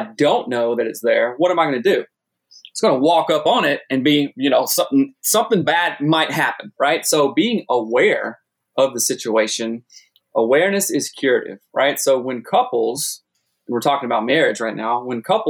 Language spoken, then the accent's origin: English; South Carolina, United States; moved away as an adult; also born or lived in Seattle; I'm from South Carolina originally, moved to Seattle when I was, I don't know, early 20s